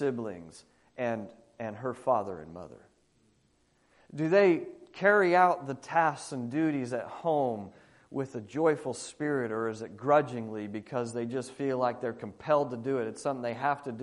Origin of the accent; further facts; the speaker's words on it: Australia; moved away as an adult; now in United States; as an Australian looking into American culture, because I've been there 20 years looking into American culture